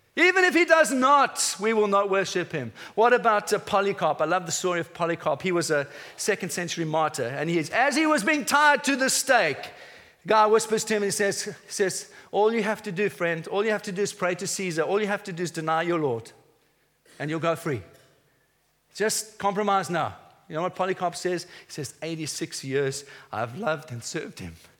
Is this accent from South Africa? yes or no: yes; South Africa; moved away as an adult; now in England; I, I, came as a South African to this nation 12 years ago